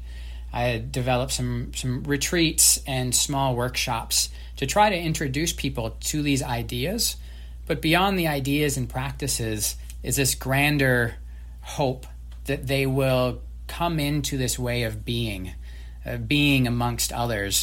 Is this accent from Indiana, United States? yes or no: no; northern Mississippi River, Minnesota, United States; moved away; the Mississippi River, which is what my hometown bordered up against